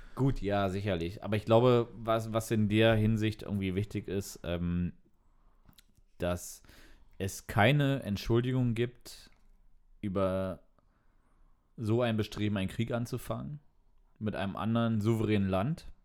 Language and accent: German; East Germany, Germany; Ich bin als Ossi natürlich mit Sojanka aufgewachsen.